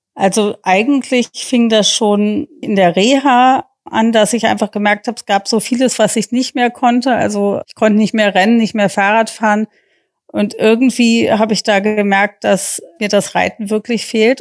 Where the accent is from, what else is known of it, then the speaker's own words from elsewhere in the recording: United States; now in Germany; ich ähm, gebürtige Amerikanerin bin